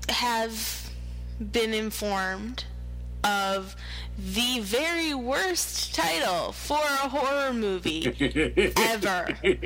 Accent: Connecticut, United States; Yeah, when I was growing up in Connecticut, we were like, you know what, Connecticut's boring.

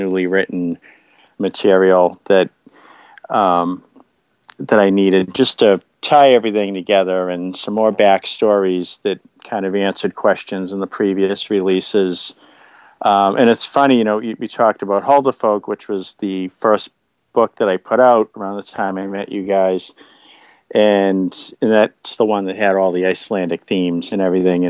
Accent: Boston, Massachusetts, United States; based on neighborhood I grew up in around Boston

